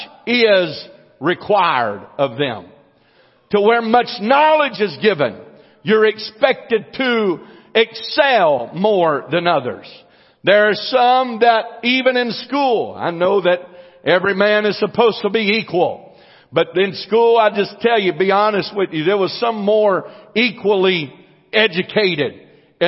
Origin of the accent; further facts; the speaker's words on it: United States; I was born in the United States of America